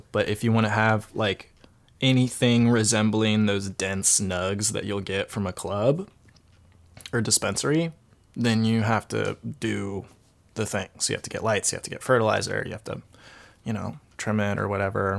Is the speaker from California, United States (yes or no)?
yes; California, United States; And I grew up in California, you know, and this was another thing that I would tell my parents